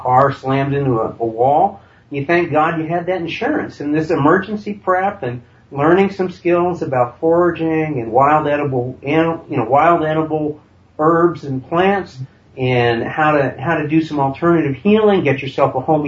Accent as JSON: {"language": "English", "region": "Vermont", "country": "United States", "tie": "born or raised there", "said": "I grew up in Vermont"}